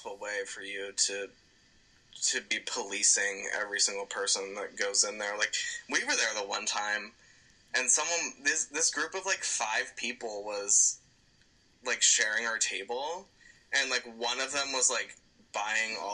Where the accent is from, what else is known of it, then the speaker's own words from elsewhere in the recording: Pennsylvania, United States; we're from Pennsylvania